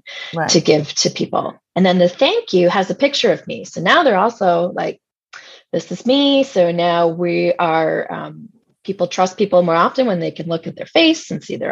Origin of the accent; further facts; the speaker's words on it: Canada; I'm Canadian